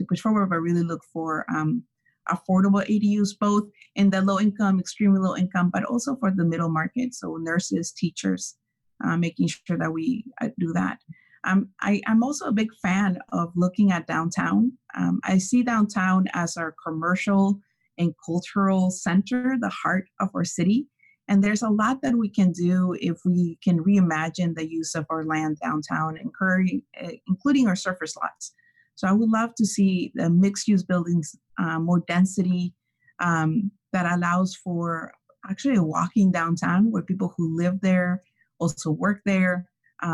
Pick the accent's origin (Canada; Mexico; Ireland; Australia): Mexico; Ensenada, Baja California; now in Santa Cruz, United States; I grew up in Ensenada, which is also a small city by the ocean.